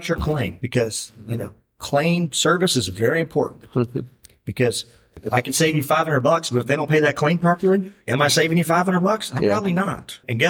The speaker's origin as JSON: {"language": "English", "town": "Garland", "region": "Texas", "country": "United States", "tie": "born or raised there", "said": "I grew up pretty much in Texas. My dad was in the Air Force, but I got there when I was six. So I mean, and I'm a Texan, and I'm still Garland, just outside of Dallas."}